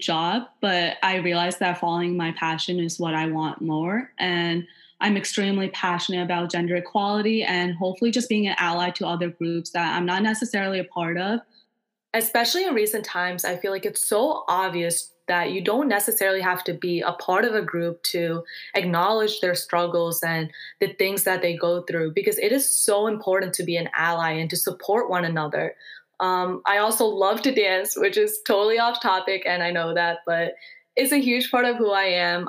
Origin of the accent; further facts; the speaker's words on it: New York, United States; also born or lived in Long Island; I'm born and raised in New York and currently attend Drexel University